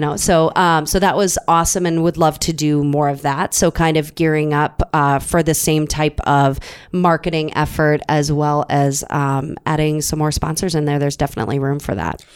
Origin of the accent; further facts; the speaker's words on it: Minnesota, United States; we're both from Minnesota.